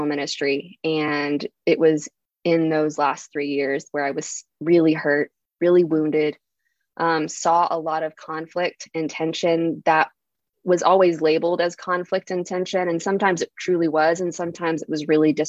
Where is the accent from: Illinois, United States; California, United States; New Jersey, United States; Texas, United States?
Texas, United States; I was totally born and bred in the Texas South